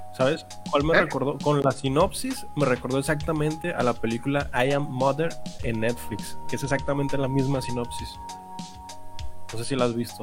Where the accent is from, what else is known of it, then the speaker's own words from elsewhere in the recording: Monterrey, Nuevo León, Mexico; somos regios.